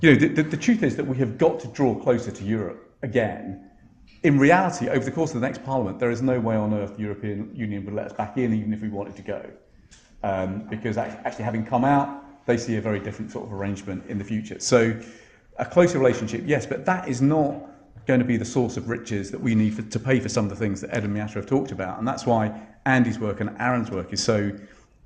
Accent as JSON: {"language": "English", "area": "Essex", "region": "East of England", "country": "United Kingdom", "tie": "born or raised there", "said": "I grew up in Essex"}